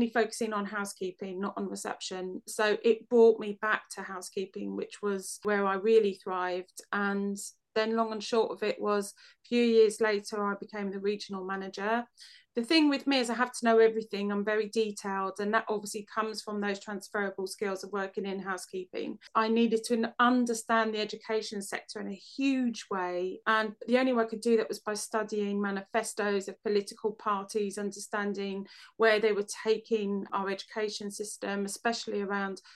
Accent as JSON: {"language": "English", "region": "London", "country": "United Kingdom", "tie": "born or raised there", "moved": "yes", "lives_now": "Medway, United Kingdom", "said": "I'm a Londoner born and bred"}